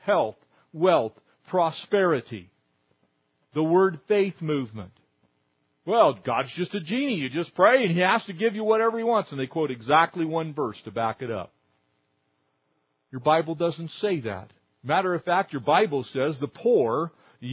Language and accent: English; Southern California, United States; I grew up here in Southern California